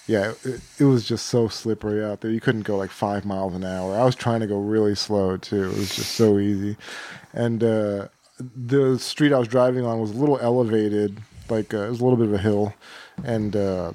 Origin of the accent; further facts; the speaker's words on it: Texas, United States; now in Portland, United States; I'm from Texas